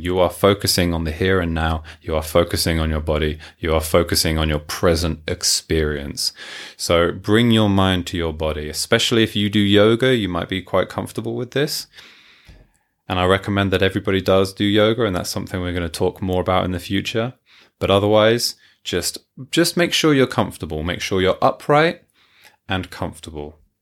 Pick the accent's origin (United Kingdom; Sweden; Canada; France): United Kingdom; Hertfordshire, East of England; moved away as an adult; also born or lived in Tokyo, Japan; now in Yamanashi, Japan; I am from London, England, originally, just north of London, Hertfordshire